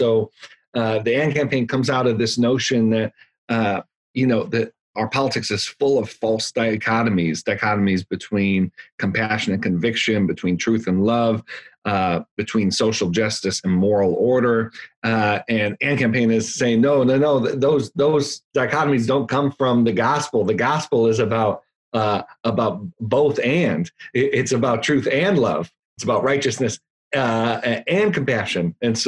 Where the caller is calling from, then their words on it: Virginia, United States; Northern Virginia, right outside of Washington, D.C.